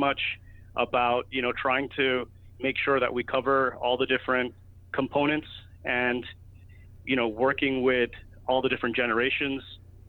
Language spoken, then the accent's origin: English; Miami, Florida, United States; moved away as an adult; also born or lived in New York; I used to play a lot of golf when I was living in Miami. When I was born and raised in Miami, so, you know, at an early age I was playing golf.